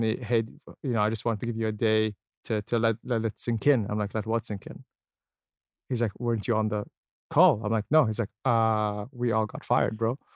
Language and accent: English; Abu Dhabi, United Arab Emirates; also born or lived in Canada; I was born and raised here, born and raised in Abu